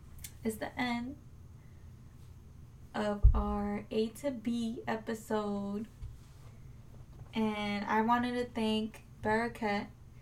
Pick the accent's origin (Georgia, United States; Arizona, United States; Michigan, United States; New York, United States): New York, United States; I think it's because we're from New York, though.